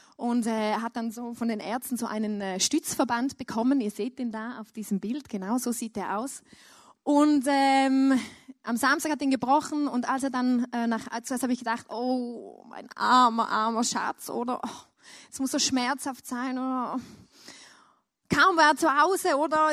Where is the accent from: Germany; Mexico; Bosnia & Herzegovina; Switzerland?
Switzerland; ich als Schweizer